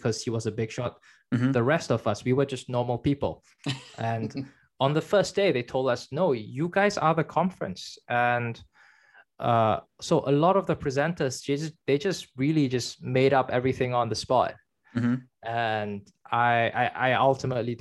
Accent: China; moved away; I was born in China

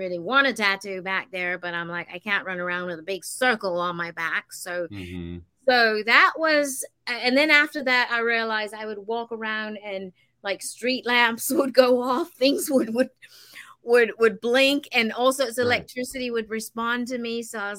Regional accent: Denmark; because I lived in a very, very big Victorian house back home in Denmark.

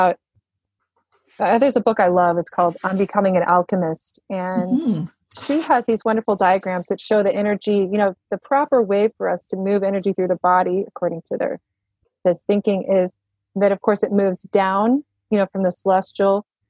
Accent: the Bible Belt, United States; I grew up in the Bible Belt

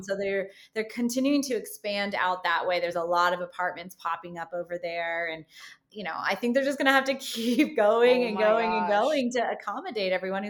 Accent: Las Vegas, Nevada, United States; I grew up in Summerlin, like basically lived there my whole life.

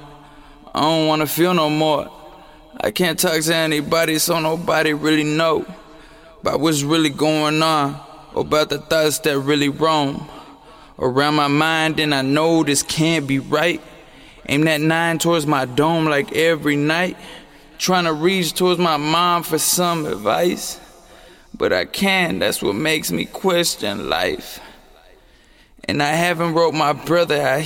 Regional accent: Mexico; I was born in Mexico, so I got my mother's last name and my dad's last name

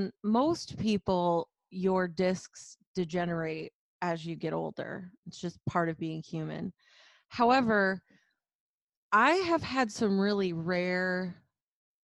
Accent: Flint, Michigan, United States; I grew up very humbly. I grew up in Flint, Michigan, and super blue collar background

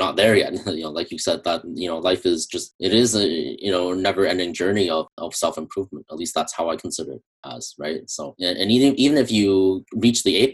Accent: Canada; I'm from Canada

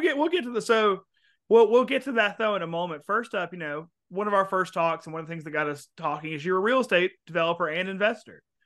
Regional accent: Mobile, Alabama, United States; moved away; I'm from Mobile, was living in Mobile at the time

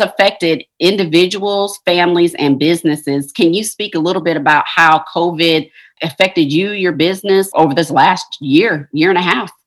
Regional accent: Ohio, United States; I'm from Ohio

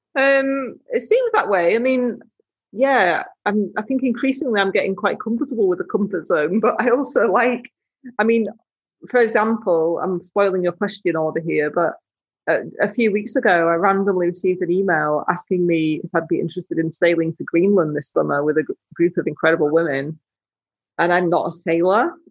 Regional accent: Yorkshire and the Humber, United Kingdom; I grew up in West Yorkshire

